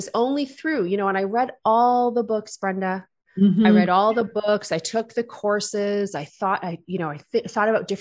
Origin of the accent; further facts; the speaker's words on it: Wales, United Kingdom; I grew up in a small town